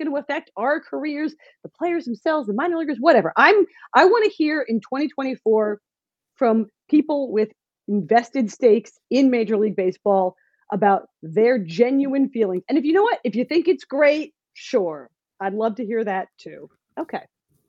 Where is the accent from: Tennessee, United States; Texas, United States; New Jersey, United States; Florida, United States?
New Jersey, United States; I'm also from New Jersey.